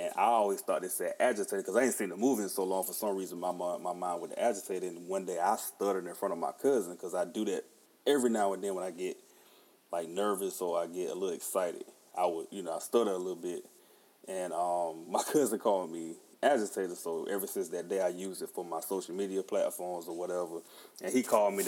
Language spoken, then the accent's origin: English; Halifax, North Carolina, United States; also born or lived in Rocky Mount, North Carolina / Wake County, North Carolina; I'm originally from Halifax, North Carolina. I was born in Nash General Hospital in Rocky Mount, which is Rocky Mount. Nash County is also my home